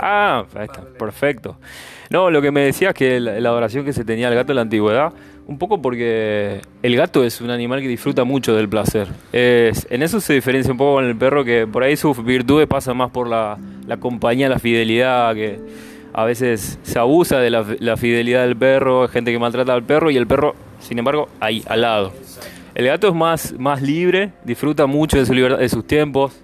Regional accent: Argentina; moved away as an adult; yo soy argentino, yo hace cuatro años que vivo acá

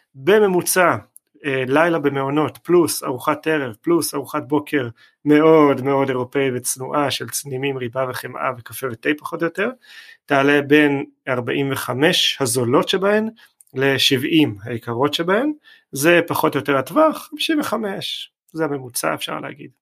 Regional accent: Israel; אנחנו כישראלים

